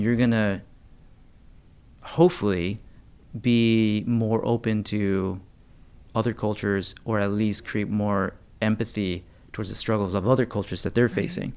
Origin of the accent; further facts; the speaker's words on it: United States; just as Americans